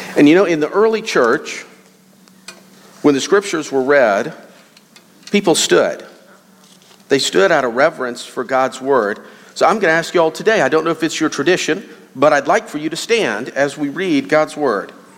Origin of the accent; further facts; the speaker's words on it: Lakeland, Florida, United States; moved away; I was born and raised in Lakeland, Florida